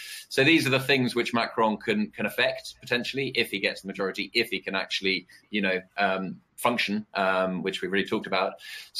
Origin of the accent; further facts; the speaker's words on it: United Kingdom; accent: British; I'll take this one with my British accent.